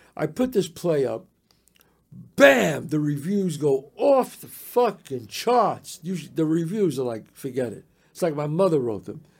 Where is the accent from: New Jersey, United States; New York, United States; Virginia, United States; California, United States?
New York, United States; New York City; me growing up in the Bronx